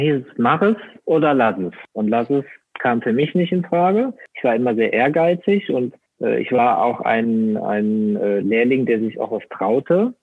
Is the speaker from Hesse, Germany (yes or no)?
no; Rhineland-Palatinate, Germany; ich komme aus äh, Rheinland-Pfalz